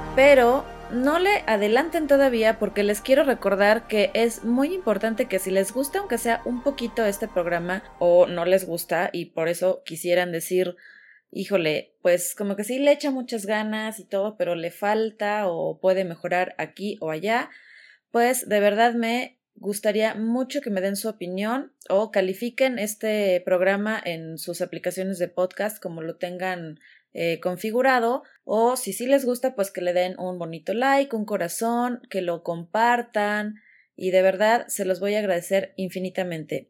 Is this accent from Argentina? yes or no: no; Mexico; mi país